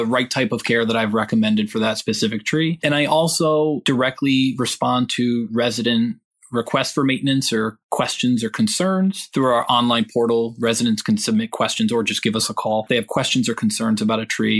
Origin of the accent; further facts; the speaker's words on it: Western Massachusetts, United States; I was born and raised in Western Massachusetts.